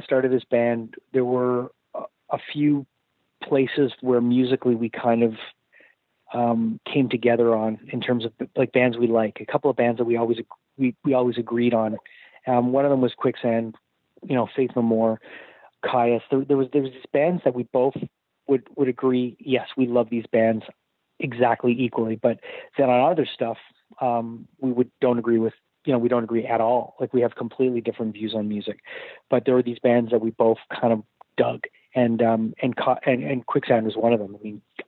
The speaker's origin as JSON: {"language": "English", "country": "Canada", "tie": "born or raised there", "said": "a lot of us growing up in Canada"}